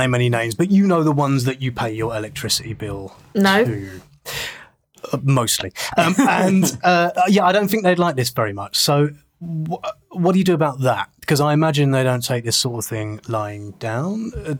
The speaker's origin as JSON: {"language": "English", "country": "United Kingdom"}